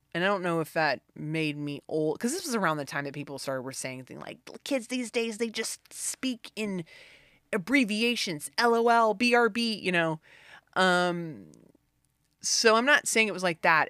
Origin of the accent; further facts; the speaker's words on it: the South, United States; I was raised in the South